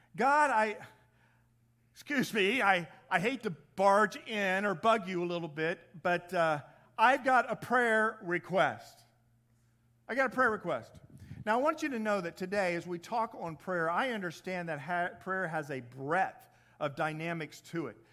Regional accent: Indiana, United States; accent: Midwest; moved away; I'm originally from the Midwest.

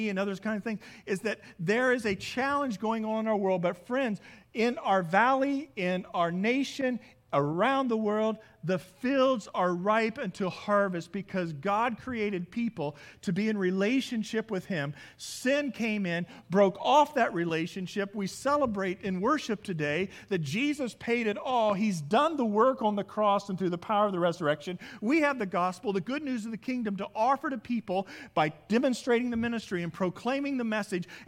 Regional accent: Midwest, United States; As many of you know, I come from the Midwest. I just don't come from the Midwest. I come from a large grain farm.

